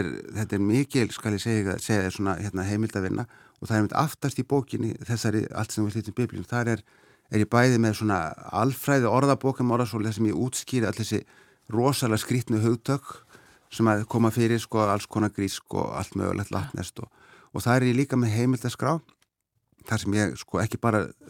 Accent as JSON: {"language": "Icelandic", "town": "Seyðisfjörður", "region": "Eastern Region", "country": "Iceland", "tie": "born or raised there", "moved": "yes", "lives_now": "Sweden", "said": "ég var alveg upp á Seyðisfyrði fram að þessu"}